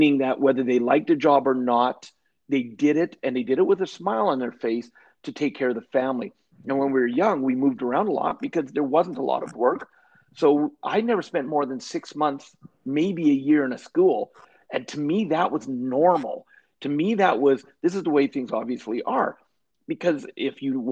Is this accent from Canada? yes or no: yes; Canada; also born or lived in British Columbia / Alberta; I am Canadian, and I grew up born in British Columbia, but now and have spent most of my life in Alberta is where I live